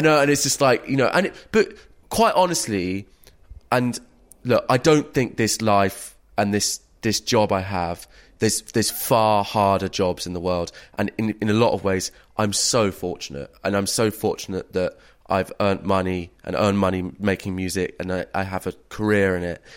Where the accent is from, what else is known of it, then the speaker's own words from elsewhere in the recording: England, United Kingdom; as a English middle class man